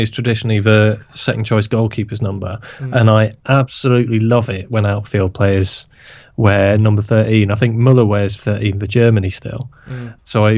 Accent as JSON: {"language": "English", "town": "Aberdeen", "region": "Scotland", "country": "United Kingdom", "said": "I'm from Aberdeen, so I attach myself to these North East Scotland people"}